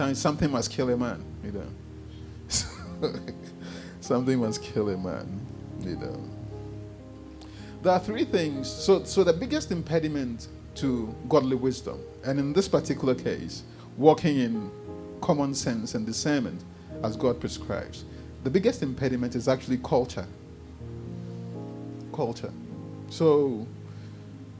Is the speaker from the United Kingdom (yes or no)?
no; Ghana; You know I'm Ghanaian.